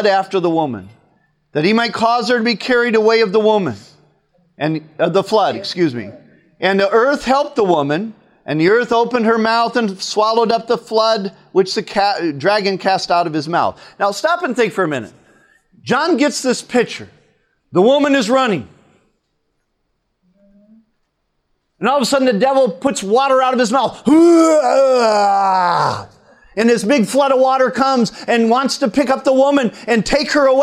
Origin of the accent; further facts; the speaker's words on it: United States; I'm an American today